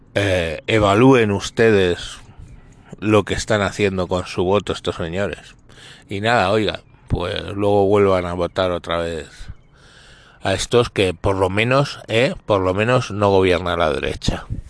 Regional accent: Spain

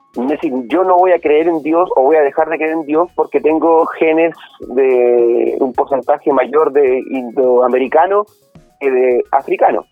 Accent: Concepción, Biobío, Chile; yo no me siento chileno, si tú me preguntas a mí, como concepto eh, amplio de la palabra, sino que yo soy un penquista

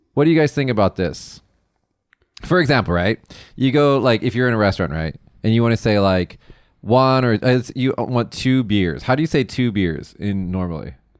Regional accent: Las Vegas, Nevada, United States; moved away; I'm from Las Vegas

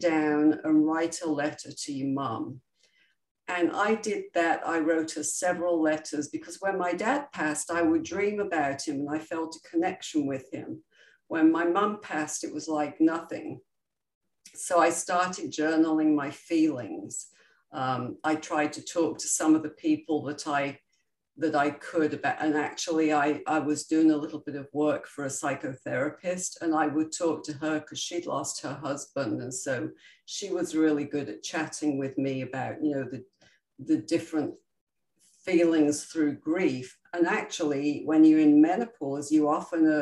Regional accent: United Kingdom; I'm very British and we were always brought up that you stuff down your emotions

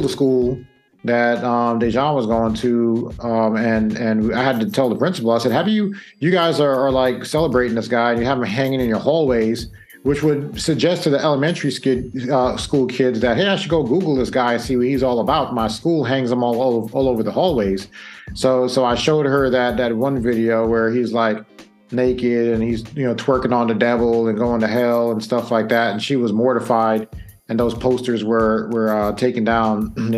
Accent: New York, United States; growing up in New York

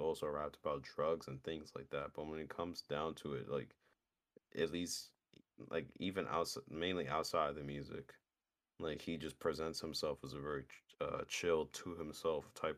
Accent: New York, United States; I'm a New Yorker

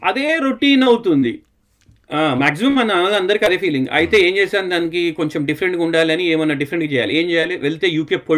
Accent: Hyderabad, Telangana, India; moved away as an adult; now in United Kingdom; నేను two thousand టూలో యూకేకి వచ్చాను నేను పుట్టింది పెరిగింది అంతా హైదరాబాద్లో పుట్టి పెరిగాను అక్కడే డిగ్రీ చేసుకున్నాను

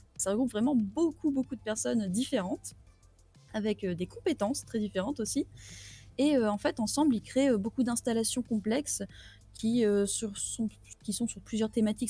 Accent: the Nord, Hauts-de-France, France; moi, je suis du Nord

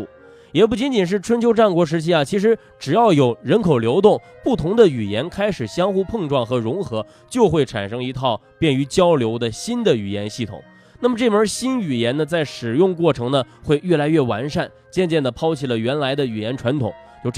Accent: Henan, China; accent: Henan dialect; 今儿这期节目我是真的可想用河南话全程给说下来。

